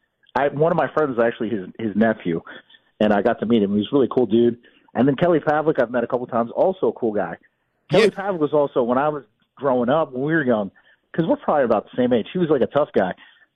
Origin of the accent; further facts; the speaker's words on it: American Samoa; born there; I was born in American Samoa. My aunt lived there.